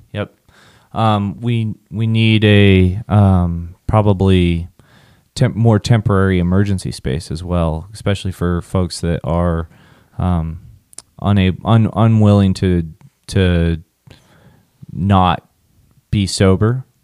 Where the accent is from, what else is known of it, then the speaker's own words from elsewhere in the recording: Southwest Kansas, United States; growing up in Southwest Kansas, field parties, drinking, weekends